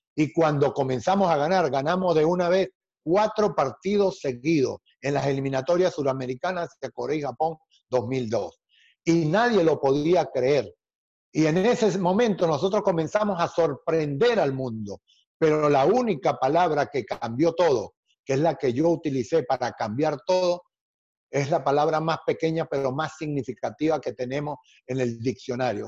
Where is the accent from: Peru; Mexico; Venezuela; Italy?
Venezuela; Cuando yo llegué a la selección de Venezuela, mi país, Venezuela